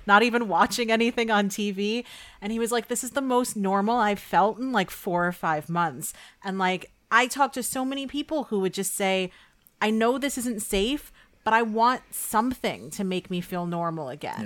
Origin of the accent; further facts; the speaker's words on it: New York, United States; I'm from New York